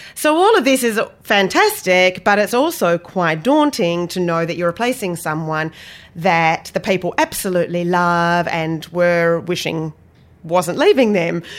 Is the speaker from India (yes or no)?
no; Australia; moved away; also born or lived in London / Cape Cod; I come from Australia